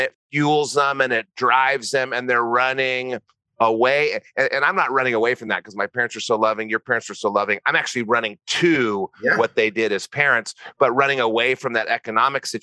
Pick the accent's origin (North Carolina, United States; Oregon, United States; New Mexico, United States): New Mexico, United States; moved away; also born or lived in Santa Barbara; I'm from New Mexico